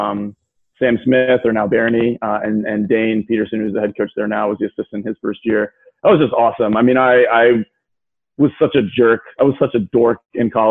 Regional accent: Sydney, New South Wales, Australia; now in Texas, United States; I grew up in Sydney, Australia

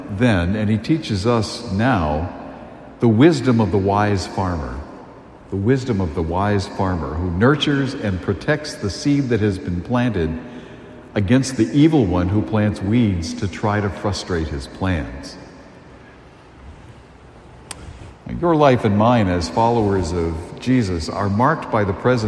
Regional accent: a town along the Cape Cod Canal, Massachusetts, United States; I was very blessed to grow up in a town that was it's right along the Cape Cod Canal

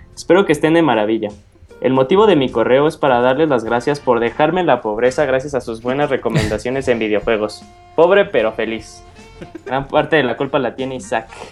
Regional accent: Mexico; está el estigma como sociedad mexicana que nos hacemos las preguntas de que, ¿por qué Estados Unidos tiene mayor éxito económico que nuestro país?

